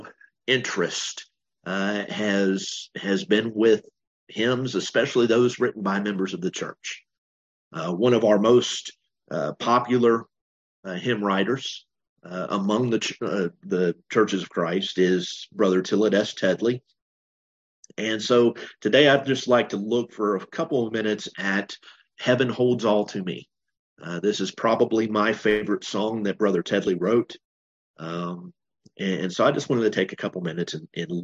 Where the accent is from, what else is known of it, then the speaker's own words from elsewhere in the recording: United States; also born or lived in Bowling Green, Kentucky; I'm an American